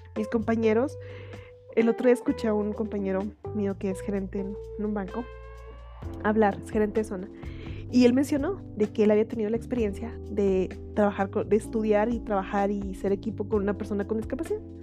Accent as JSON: {"language": "Spanish", "region": "Chihuahua", "country": "Mexico", "said": "soy de Chihuahua, en México."}